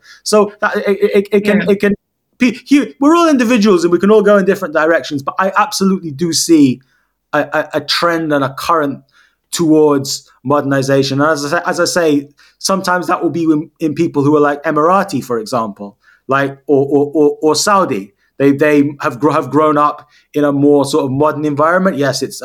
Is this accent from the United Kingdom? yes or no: yes; United Kingdom; I went through the British school system. You know, a lot of my critics say that I'm not really Palestinian because although my father's Palestinian, I'm culturally British.